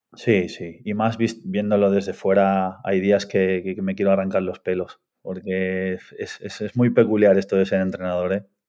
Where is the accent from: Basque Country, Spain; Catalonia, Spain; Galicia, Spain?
Catalonia, Spain; Artesa de Segre; moved away as an adult; also born or lived in Argentina / Barcelona / England; yo soy argentino, Llegué a España con ocho años, me fui a vivir a un pueblo muy pequeñito al lado de Lérida, en Artesa de Segre